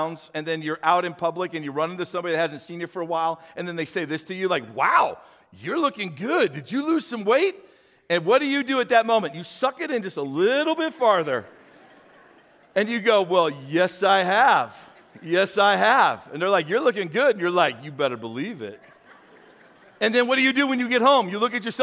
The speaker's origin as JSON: {"language": "English", "town": "St. Louis", "region": "Missouri", "country": "United States", "tie": "born or raised there", "said": "when I was a kid growing up, I grew up in St. Louis, so I was a city boy"}